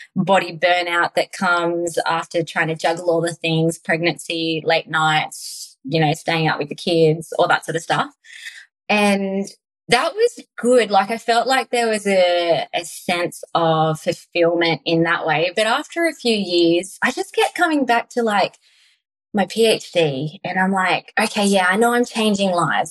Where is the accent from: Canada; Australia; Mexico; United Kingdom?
Australia; Tasmania; we lived on a beautiful country, Tasmania property.